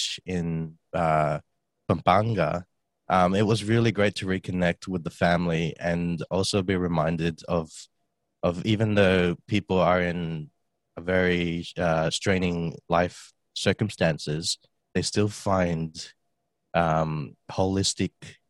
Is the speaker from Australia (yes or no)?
yes; Australia; also born or lived in Philippines; I was actually born there, and then 9 months later came to Australia to grow up.